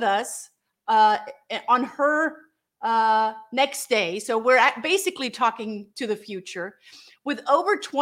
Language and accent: English; Germany; now in United States; I'm here in the United States, and I'm originally from Germany